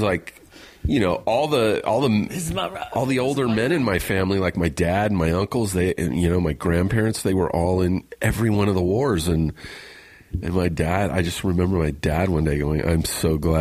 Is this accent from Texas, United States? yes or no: no; Riverside, California, United States; I grew up in Riverside, which is about an hour away from here.